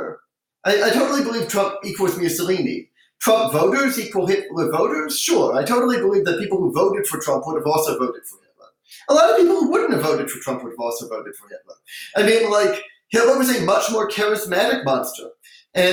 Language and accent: English; United States; as an American